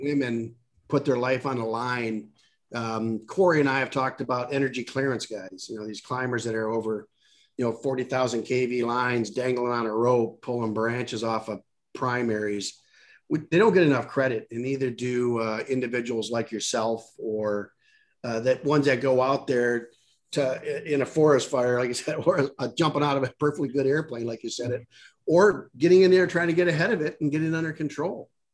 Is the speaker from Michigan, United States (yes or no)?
yes; Michigan, United States; I I born and raised in Michigan. I know the Midwest like the back of my hand